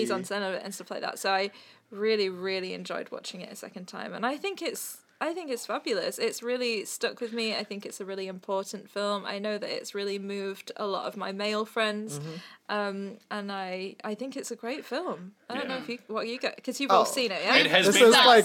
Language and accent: English; England, United Kingdom; I hail from England